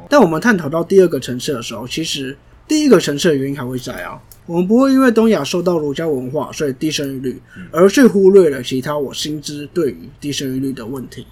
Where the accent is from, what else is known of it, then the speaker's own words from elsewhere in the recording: Taiwan; 我身在台湾，我不想要放弃台湾这块土地